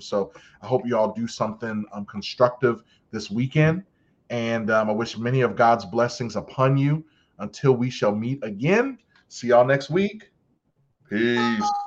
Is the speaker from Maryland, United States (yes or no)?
yes; Baltimore, Maryland, United States; I'm from Baltimore